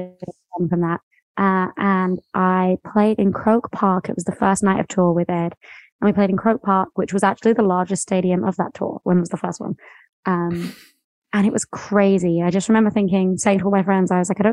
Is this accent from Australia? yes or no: no; West Sussex, near Brighton, South East England, United Kingdom; I'm from like a really small town near Brighton, which is on the coast. And then I grew up for most of my life in, a very small town, sort of cows